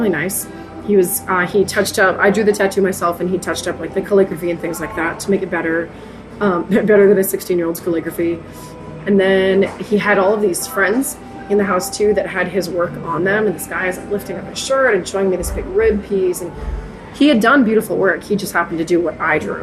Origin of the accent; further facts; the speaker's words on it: Newton, New Hampshire, United States; also born or lived in Plymouth, New Hampshire; I used to spend tons of time in Plastow when I was a kid. Because I grew up in Newton, just right there